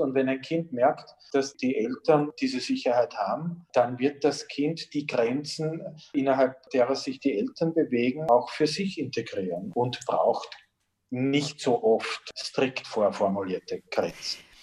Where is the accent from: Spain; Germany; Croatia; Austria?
Austria; Blindenmarkt, Lower Austria; Ich bin im Blindenmarkt bei Amstetten groß geworden, so ab, ab, meinem vierten Lebensjahr und dort in einer dieser typischen niederösterreichischen Siedlungsstraßen aufgewachsen